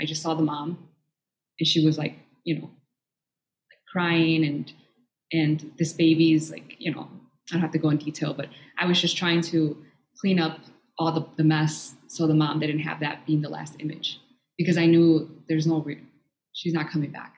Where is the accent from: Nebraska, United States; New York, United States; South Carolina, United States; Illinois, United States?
Illinois, United States; moved away; also born or lived in Ecuador; from there, I um, grew up in Illinois